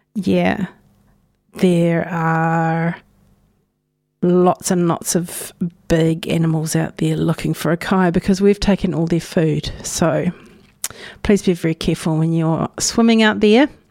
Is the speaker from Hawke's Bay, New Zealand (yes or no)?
yes; Napier, Hawke's Bay, New Zealand; now in Dunedin, New Zealand; I was born in Ahuriri on Te Ika Maui.